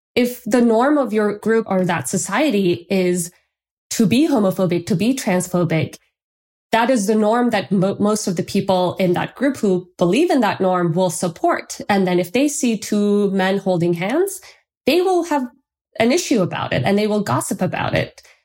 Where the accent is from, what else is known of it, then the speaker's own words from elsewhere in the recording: Turkey; moved away; I'm from Turkey, and in Turkey, we have this tradition